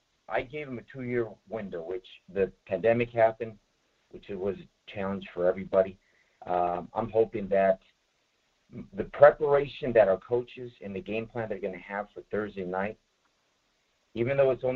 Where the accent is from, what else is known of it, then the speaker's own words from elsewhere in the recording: Bay Area, California, United States; I'm from the Bay Area over here, 49er and Raider area nation.